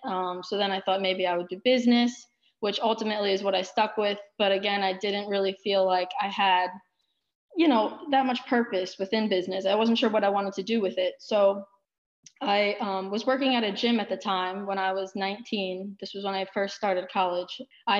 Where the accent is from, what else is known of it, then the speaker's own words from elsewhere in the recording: Plainview, New York, United States; So I'm actually from Plainview, New York. It's a small town on Long Island, and I began my own soccer journey there at age 4 within Plainview Soccer Club.